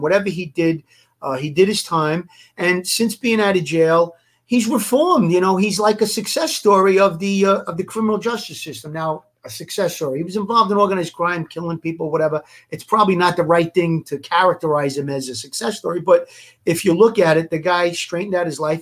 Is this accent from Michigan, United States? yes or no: no; New York City, New York, United States; I come from Gravesend as well, and I actually rubbed elbows with Larry growing up